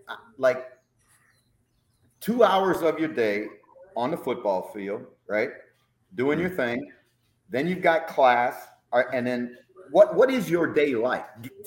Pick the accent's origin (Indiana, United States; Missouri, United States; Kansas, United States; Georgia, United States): Indiana, United States; South Bend; when I was growing up in South Bend, right, I was a teenager in South Bend